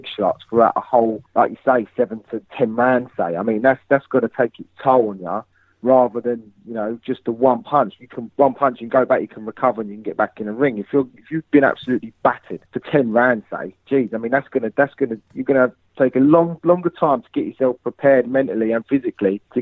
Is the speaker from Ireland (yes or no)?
no; England, United Kingdom; I'm a Brit. You know, I'm English